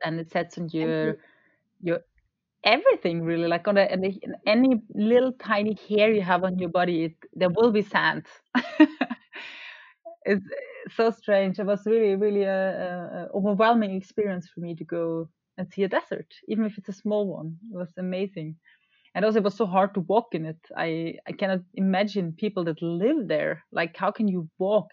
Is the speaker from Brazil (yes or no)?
no; Austria; now in Norway; I grew up in Austria